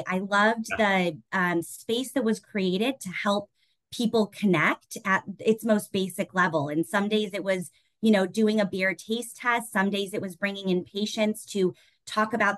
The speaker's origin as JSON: {"language": "English", "town": "Denver", "region": "Colorado", "country": "United States", "tie": "born or raised there", "moved": "as an adult", "lives_now": "Chicago, United States", "said": "I was born and raised in Denver, and I'm very proud to be a Coloradan"}